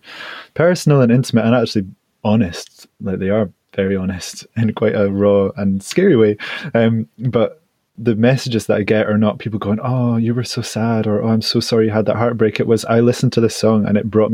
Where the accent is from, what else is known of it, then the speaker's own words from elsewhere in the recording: United Kingdom; as British men